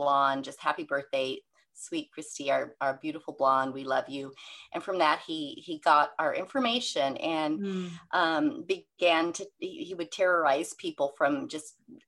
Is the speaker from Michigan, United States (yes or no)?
no; Seattle, Washington, United States; I'm from the Seattle area